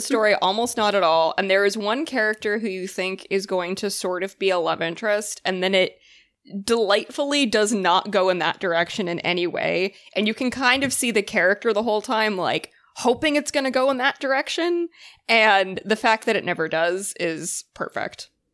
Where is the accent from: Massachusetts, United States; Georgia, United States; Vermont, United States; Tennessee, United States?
Massachusetts, United States; Boston; now in New York, United States; I am from, uh, Massachusetts. I'm from Boston.